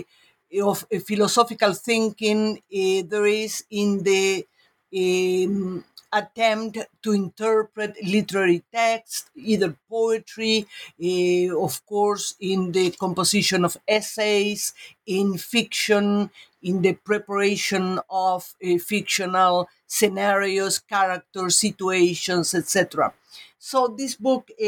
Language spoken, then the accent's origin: English; Uruguay; moved away; I'm from Uruguay and started my studies in my country